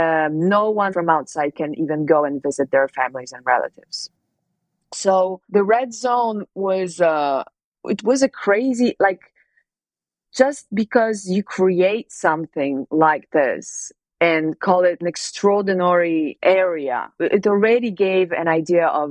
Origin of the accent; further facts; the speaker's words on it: Poland; moved away as an adult; now in Italy; I was born in Poland and I left Poland when I was 19, but I live in Italy.